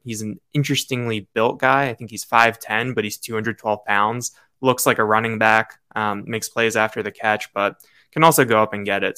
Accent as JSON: {"language": "English", "area": "East Coast", "region": "Mid-Atlantic", "country": "United States", "tie": "born or raised there", "said": "I grew up on the East Coast and the Mid-Atlantic"}